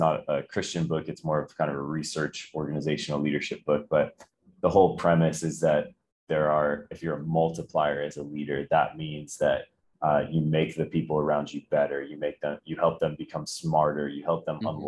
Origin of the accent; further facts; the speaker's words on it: Charlotte, North Carolina, United States; also born or lived in Rochester, New York / Winston-Salem, North Carolina; Moved to Charlotte, North Carolina when I was a kid